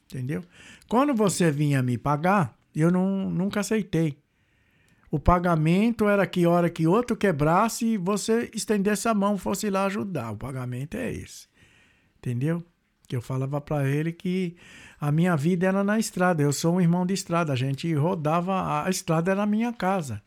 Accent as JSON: {"language": "Portuguese", "region": "Goiás", "country": "Brazil", "tie": "born or raised there", "also_born_or_lived": "São Paulo / Mato Grosso", "moved": "as an adult", "lives_now": "Dublin, Ireland", "said": "Eu morei em Goiás também, fui criado em Goiás, Mato Grosso"}